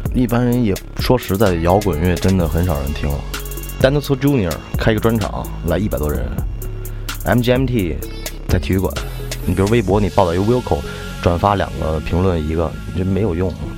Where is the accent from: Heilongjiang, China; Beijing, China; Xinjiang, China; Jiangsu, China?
Beijing, China; 就是北京可能第一个live house，八十年代， 叫外交人员夜总会， 就， 就那个， 那个场面比现在的场面混乱多了，我妈给我讲，就是更疯狂，更混乱， 然后从小就在那儿长大的